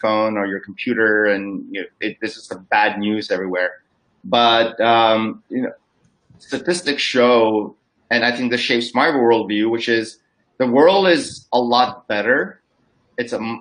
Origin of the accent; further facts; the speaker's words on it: Los Angeles, California, United States; moved away as an adult; also born or lived in Nagaland, India; now in Singapore; I grew up in California. And so Los Angeles is where I grew up